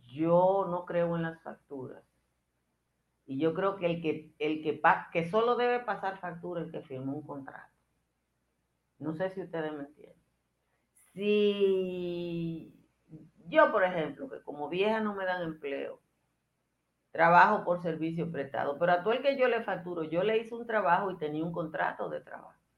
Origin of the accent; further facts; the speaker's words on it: Dominican Republic; los dominicanos somos